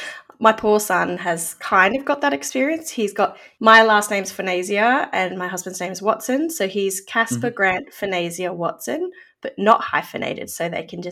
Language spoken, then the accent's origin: English; Victoria, Australia; I'm from Wurundjeri country of the Kulin Nation